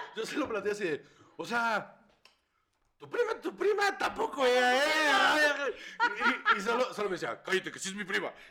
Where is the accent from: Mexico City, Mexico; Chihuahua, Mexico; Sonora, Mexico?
Sonora, Mexico; yo soy de Sonora